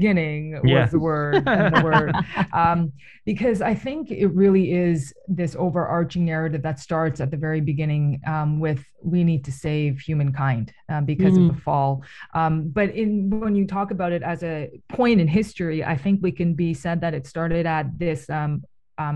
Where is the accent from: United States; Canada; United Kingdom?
Canada; Toronto, Ontario; I was born in Toronto. My parents immigrated to Toronto